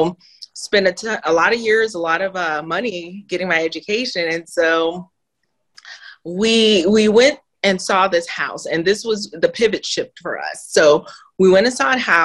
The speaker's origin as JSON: {"language": "English", "town": "Miami", "region": "Florida", "country": "United States", "tie": "born or raised there", "also_born_or_lived": "Haiti", "moved": "yes", "lives_now": "Georgia, United States", "said": "born in Haiti. Okay, poorest country in the Western Hemisphere, was raised in Miami"}